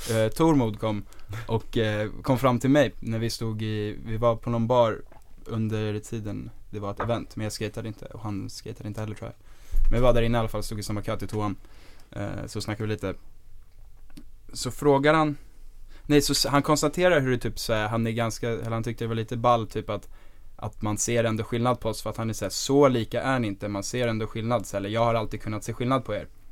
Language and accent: Swedish; Stockholm, Stockholm County, Sweden; also born or lived in Dalarna; vi kom ju från Östberga eh, och vi gick i Sturebyskolan.